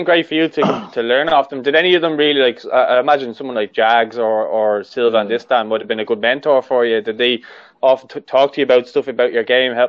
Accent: Ireland; being Irish

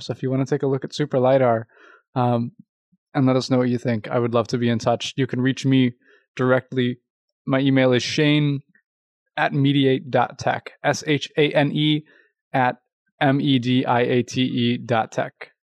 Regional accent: Louisville, Kentucky, United States; I'm from Louisville, Kentucky

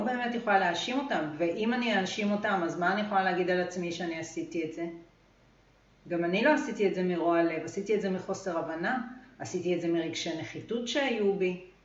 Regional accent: Israel; גדלתי בקיבוץ

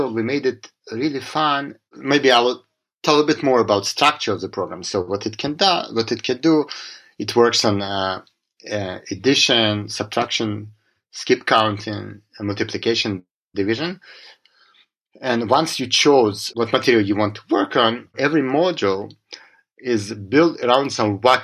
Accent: Israel; also born or lived in Russia / Boston; I was born in Russia, and I moved as a child. I grew up to Israel. I grew up in Israel. I moved to Israel as a child

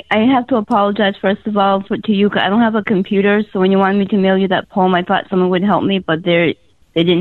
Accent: Massachusetts, United States; now in New Hampshire, United States; I'm originally from Massachusetts, but I'm uh-huh. temporarily in New Hampshire, making my way back to Massachusetts.

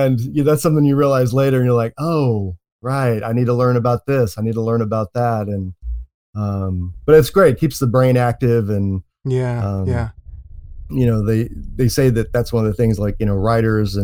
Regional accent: Oklahoma City, Oklahoma, United States; moved away as an adult; also born or lived in San Antonio / Chicago; now in San Fernando Valley, United States; I was born and raised in Oklahoma City

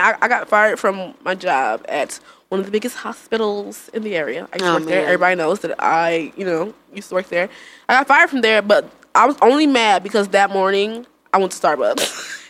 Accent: Jamaica; One of my jobs, because you know, I'm Jamaican. I got a lot of jobs.

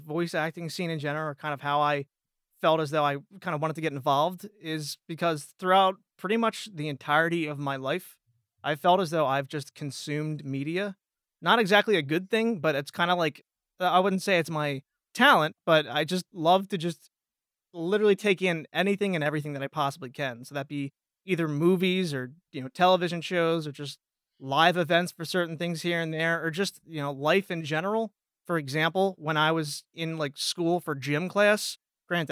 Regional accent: Pennsylvania, United States; accent: Jersey and Philly; I am very Jersey and Philly. I am from Pennsylvania

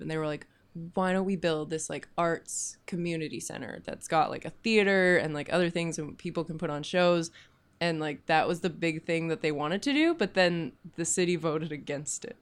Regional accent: Kamloops, British Columbia, Canada; now in Vancouver, Canada; I'm from Kamloops originally.

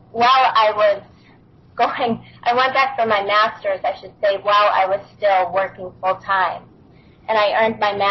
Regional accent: Buffalo, New York, United States; moved away as an adult; I grew up in Western New York, up in Buffalo. So for the first 25 years of my life

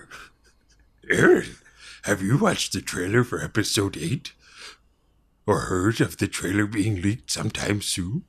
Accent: Delaware, United States; we're from Delaware

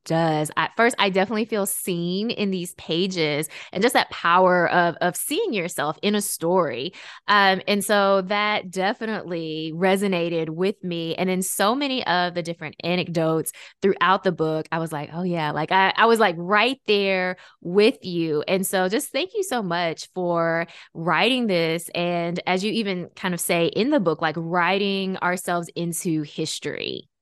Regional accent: Memphis, Tennessee, United States; I grew up in Memphis, Tennessee

